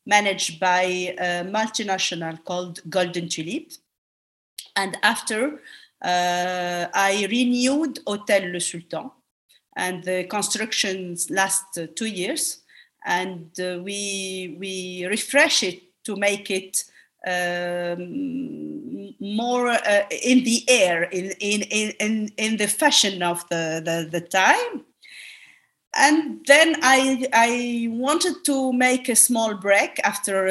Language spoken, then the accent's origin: English; Tunis, Tunis Governorate, Tunisia; also born or lived in France; I was born in Tunis. I went to a well-known high school. Then after the baccalaureate, I went to France